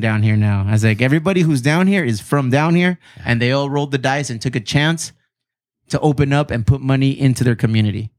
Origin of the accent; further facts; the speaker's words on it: Chula Vista, California, United States; this is where I'm from. This is where I was raised